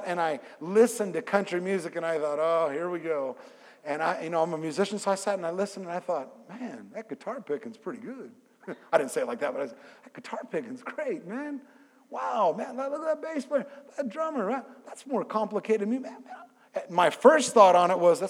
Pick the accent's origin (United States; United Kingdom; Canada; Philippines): United States; California; I'm from California